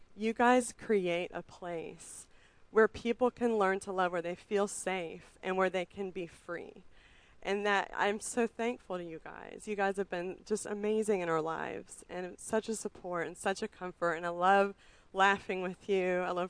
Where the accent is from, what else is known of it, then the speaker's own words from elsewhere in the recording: Richmond, Virginia, United States; I mean, we moved here to Richmond 6.5 years ago. I mean, I grew up in Richmond, but moved away for a long time.